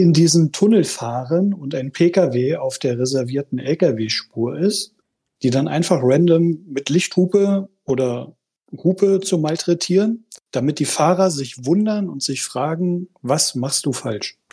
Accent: Düren, North Rhine-Westphalia, Germany; aus Düren

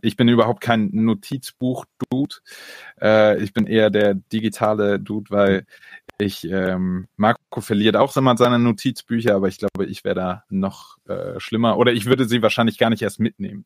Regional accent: Berlin, Germany; also born or lived in near Hamburg; now in Ludwigsburg, Germany; bin aber geboren in der Nähe von Hamburg und aufgewachsen am Stadtrand Berlin

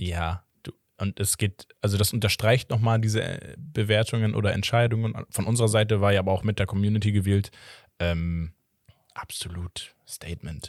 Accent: Portugal; ich als Portugiese

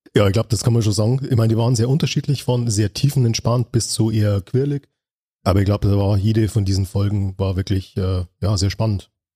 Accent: Munich area, Bavaria, Germany; Ich bin eigentlich aus dem Münchner Raum

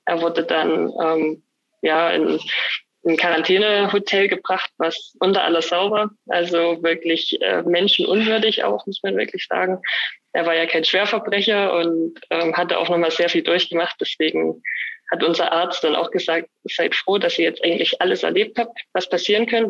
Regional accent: Annaberg-Buchholz, Saxony, Germany; born or raised there; also born or lived in Oberwiesenthal

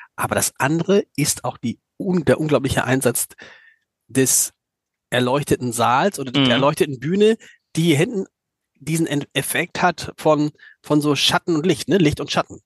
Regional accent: Hamburg, Germany; als Hamburger

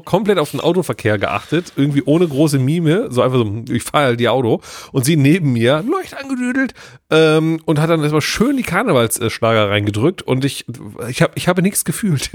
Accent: Cologne, North Rhine-Westphalia, Germany; ich bin ein Kölsche Jung

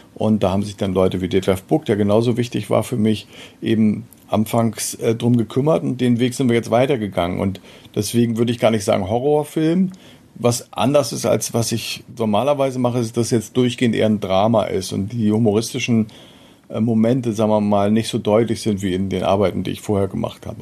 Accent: Meldorf, Schleswig-Holstein, Germany; also born or lived in Eckstedt; in meiner Zeit äh, als Jugendlicher in Meldorf

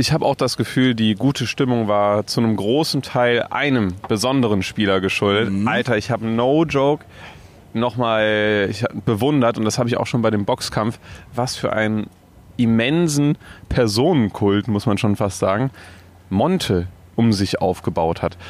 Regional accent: Cologne, North Rhine-Westphalia, Germany; bei uns in Köln

